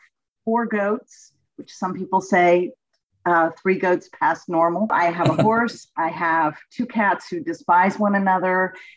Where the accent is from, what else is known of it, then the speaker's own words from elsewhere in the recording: Texas, United States; also born or lived in New England / Rhode Island; now in Kentucky, United States; I am a Southerner, right? Spending most of my childhood in Texas